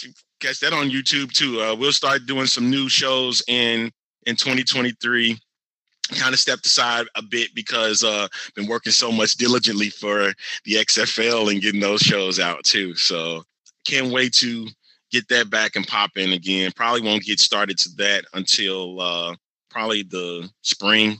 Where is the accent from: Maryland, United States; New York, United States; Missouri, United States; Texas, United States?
Missouri, United States; St. Louis; now in Houston, United States; Battlehawks is probably where it's going to be at, because that's my hometown team